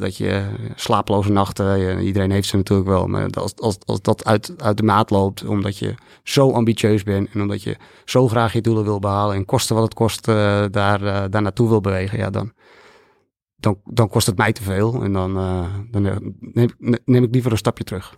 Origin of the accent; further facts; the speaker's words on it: Netherlands; wij zijn Nederlanders